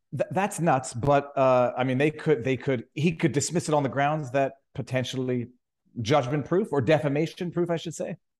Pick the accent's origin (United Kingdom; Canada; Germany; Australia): Canada; moved away as an adult; now in Florida, United States; the mountainous freezing cold that we're used to in Canada